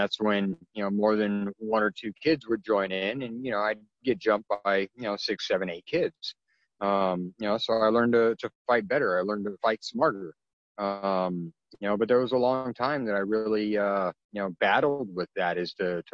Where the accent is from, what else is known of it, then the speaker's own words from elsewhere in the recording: California, United States; in 1977, when I was born, you know, I'm half Filipino, and my biological father's race on my birth certificate is listed as yellow number six, because California back in the, you know, in the mid 70s